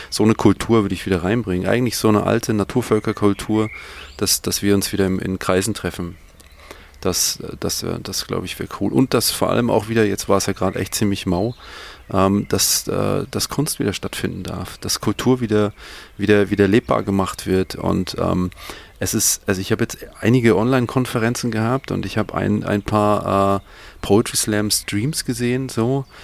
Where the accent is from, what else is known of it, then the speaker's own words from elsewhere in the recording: Bavaria, Germany; ich bin ein Franke, das ist voll schwierig.